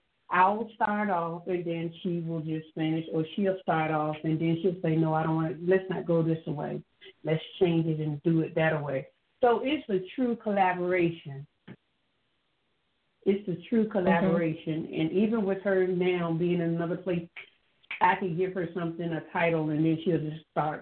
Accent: Hampton Roads, Virginia, United States; I'm from Hampton Roads area

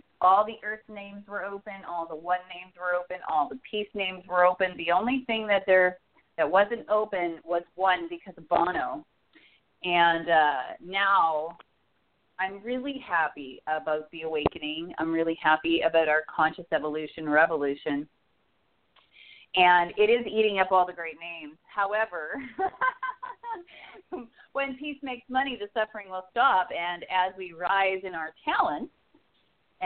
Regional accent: Regina, Saskatchewan, Canada; moved away; I'm originally from Canada. I was born in Regina, Saskatchewan

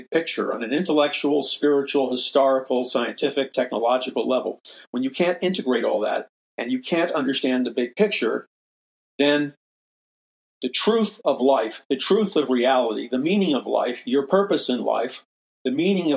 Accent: New York City, New York, United States; I'm a very forceful person because I'm from New York City

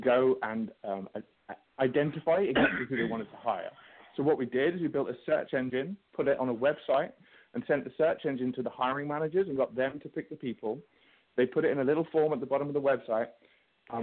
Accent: London, United Kingdom; I'm from London.

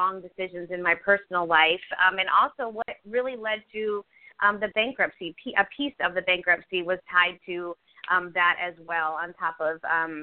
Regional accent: Virginia Beach, Virginia, United States; So I grew up in Virginia Beach, Virginia, and I grew up in a very well-to-do home.

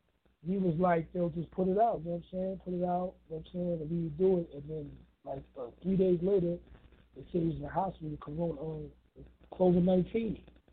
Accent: New York City, New York, United States; I'm from New York City. I'm from the Bronx.

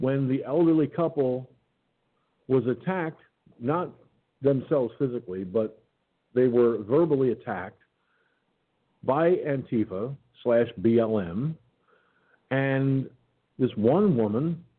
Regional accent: Peekskill, New York, United States; Peekskill, New York, my hometown.

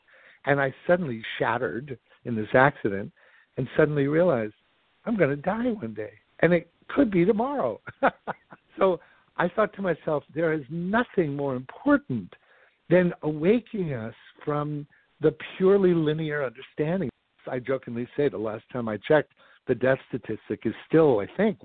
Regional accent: New York, United States; I grew up in New York, and Broadway musicals and films were my life's blood

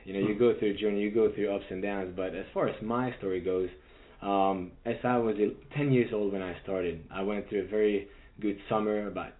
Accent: Budapest, Hungary; moved away as an adult; As you know, I'm from Budapest, Hungary. I grew up in Europe

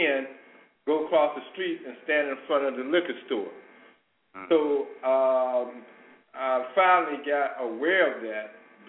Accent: Chicago, Illinois, United States; I was a kid growing up in Robert Taylor Homes

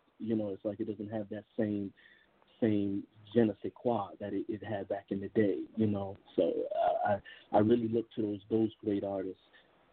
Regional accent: New York, United States; I am originally from New York, Brooklyn born and raised.

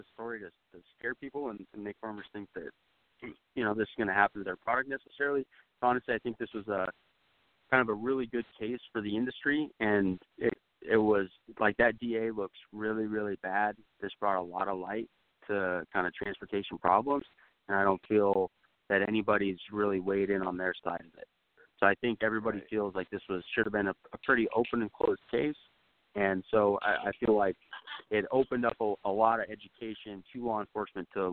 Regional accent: Idaho, United States; I'm from Idaho

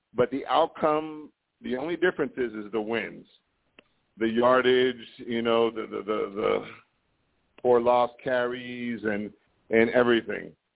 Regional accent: Miami, Florida, United States; moved away; I'm from Miami, but I'm not living in the Miami area

